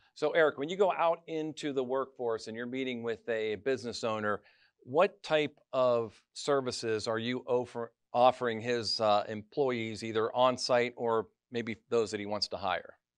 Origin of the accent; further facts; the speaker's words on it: Mercer County, Pennsylvania, United States; I grew up in Mercer County, left, came back, left, came